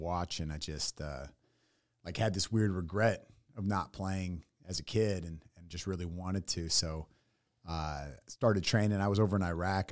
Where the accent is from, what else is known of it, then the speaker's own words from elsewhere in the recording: San Francisco Bay, California, United States; moved away as an adult; also born or lived in Tennessee / San Diego / Los Angeles; now in Austin, United States; born in Tennessee, grew up in the San Francisco Bay